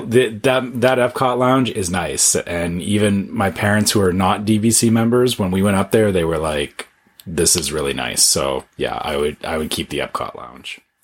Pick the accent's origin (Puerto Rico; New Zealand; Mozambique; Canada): Canada; being a Canadian